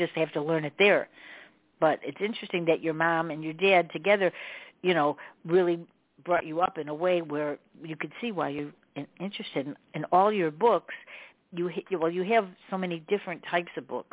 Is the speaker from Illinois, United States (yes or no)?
yes; Chicago, Illinois, United States; I'm from Chicago